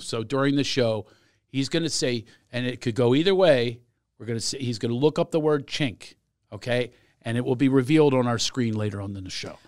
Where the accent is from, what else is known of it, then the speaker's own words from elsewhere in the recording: Philadelphia, Pennsylvania, United States; I'm from Philadelphia